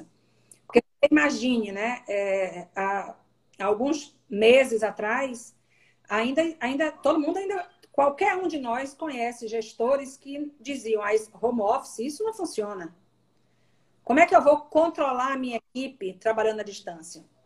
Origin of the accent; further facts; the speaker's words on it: Salvador, Bahia, Brazil; moved away; eu sou baiana, sou natural de Salvador